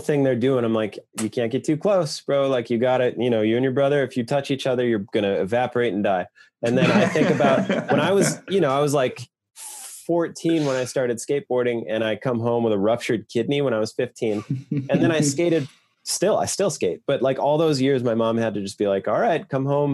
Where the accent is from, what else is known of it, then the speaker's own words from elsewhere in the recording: Rapid City, South Dakota, United States; moved away; also born or lived in Glendale; I was born in Rapid City